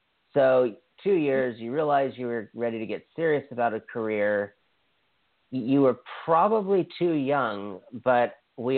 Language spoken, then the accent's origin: English; Hawaii, United States; I'm from Hawaii, and Dwayne Johnson is from the island I went to high school on